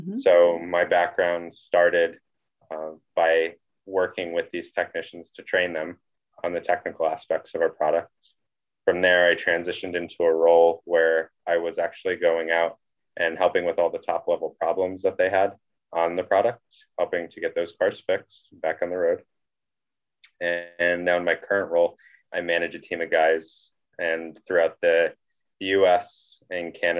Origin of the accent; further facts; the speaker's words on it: Northeast Pennsylvania, United States; also born or lived in Williamsport, Pennsylvania; I am originally from Northeast Pennsylvania and born, bred, raised, the whole deal